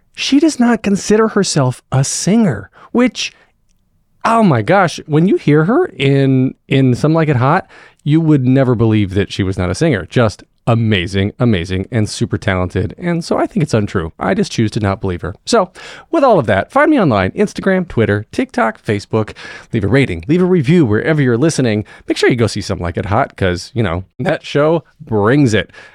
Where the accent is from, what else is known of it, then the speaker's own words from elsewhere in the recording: North Wilkesboro, North Carolina, United States; also born or lived in Raleigh-Durham, North Carolina; I grew up in North Wilkesboro